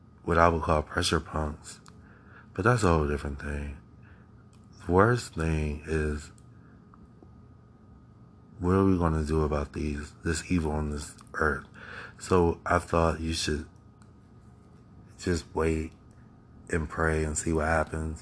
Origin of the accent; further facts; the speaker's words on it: Akron, Ohio, United States; I live in America. I was born in Akron, Ohio